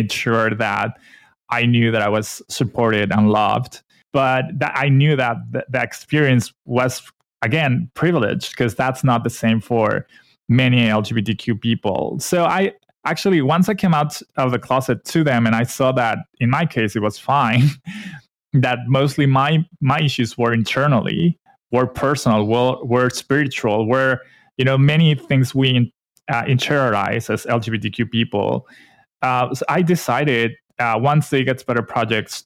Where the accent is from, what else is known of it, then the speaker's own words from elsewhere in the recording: Mexico; also born or lived in Vancouver, Canada; I'm from Mexico